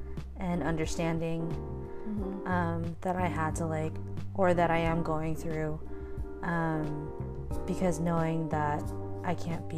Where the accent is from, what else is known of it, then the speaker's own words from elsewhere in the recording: Philippines; is that disrespecting my culture